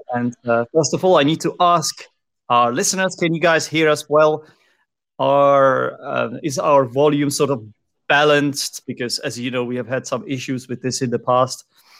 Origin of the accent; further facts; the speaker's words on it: Czechia; English is a second language; I am from the Czech Republic, I'm Czech, and we don't really have this sound in my language.